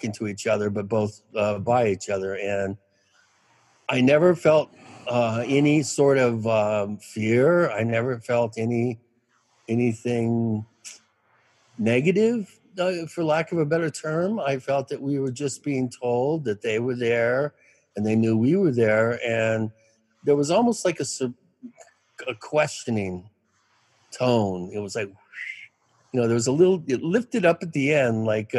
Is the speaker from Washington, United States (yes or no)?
yes; Kent, Washington, United States; moved away as an adult; also born or lived in New York; I grew up in Washington State. I grew up within 40 miles of Mount Rainier, Kent, Washington, sort of the Kent Maple Valley area, Black Diamond